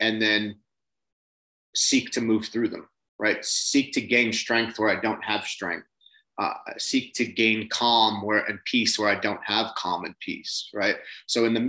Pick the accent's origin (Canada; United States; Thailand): United States; Long Island, New York; So I grew up in Long Island, same as you. I grew up more on the East End